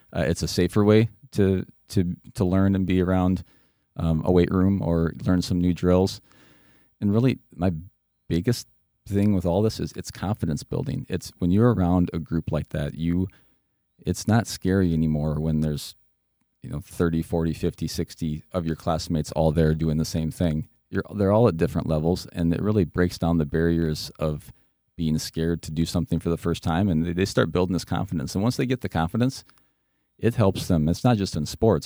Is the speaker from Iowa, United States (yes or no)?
yes; West Union, Iowa, United States; I grew up in Northeast Iowa, a small town of West Union.